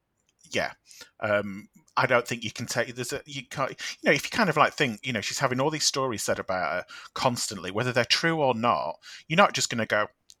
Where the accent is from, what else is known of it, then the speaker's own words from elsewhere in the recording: United Kingdom; we, as the British public